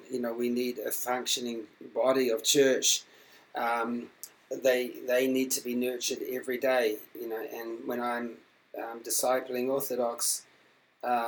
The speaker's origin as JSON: {"language": "English", "country": "New Zealand", "tie": "born or raised there", "said": "when I was growing up in New Zealand"}